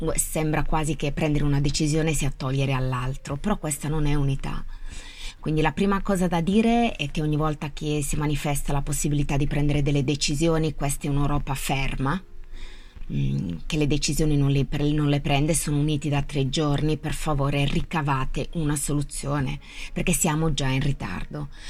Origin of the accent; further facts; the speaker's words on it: Italy